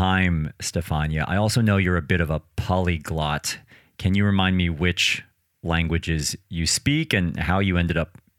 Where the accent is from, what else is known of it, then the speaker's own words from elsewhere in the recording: United States; moved away; as you know, I'm originally from the United States, and I come here to Europe and I suddenly realize that everybody speaks at least two languages, sometimes three